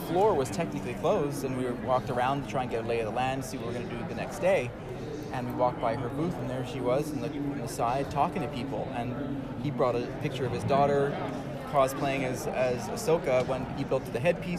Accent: South Florida, United States; We're from we're from South Florida.

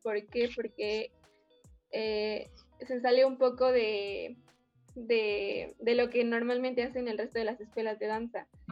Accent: Mexico City, Mexico; vivo aquí en la ciudad y nací también aquí en la ciudad

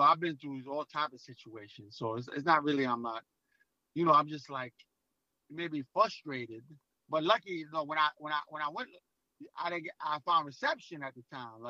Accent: New York City, New York, United States; I'm from Brooklyn, New York, where they don't believe anything

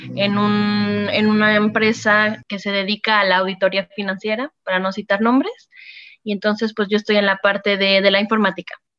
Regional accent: Mexico; moved away as an adult; now in France

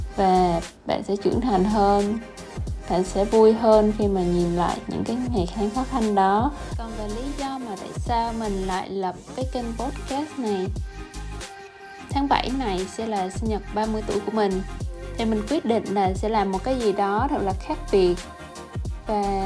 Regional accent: Vietnam; moved away as an adult; now in United States; Mình sinh ra và lớn lên ở Việt Nam. Mình đến Mỹ cũng được 4 năm rồi

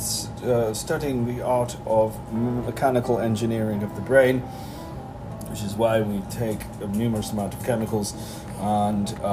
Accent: United Kingdom; now in British Columbia, Canada; I am a resident of the great... province of British Columbia, but as you can tell from the accent, I am born in the great province of Britain. Not a province. UK, Britain, you know, the original one.

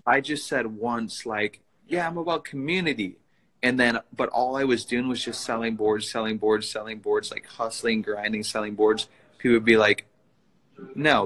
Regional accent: Princeton, Minnesota, United States; now in Minneapolis, United States; I grew up in Princeton, Minnesota, which is like about an hour north of Minneapolis, where, where I live now

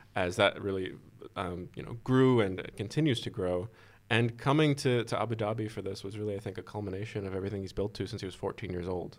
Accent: Boston, Massachusetts, United States; grew up with, you know, the, the garden with the Celtics playing just, you know, not that far from my house.

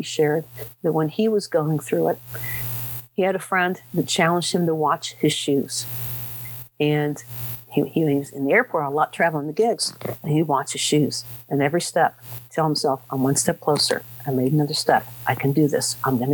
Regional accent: Dayton, Ohio, United States; moved away; I was raised down in Dayton, Ohio

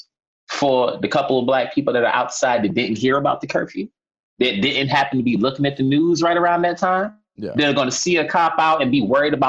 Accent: New York City, New York, United States; just from living here my whole life, and I grew up in Harlem, came up in the projects

